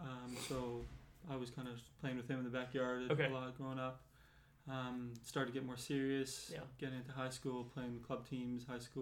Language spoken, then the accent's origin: English; Winnipeg, Manitoba, Canada; moved away as an adult; I'm from Winnipeg.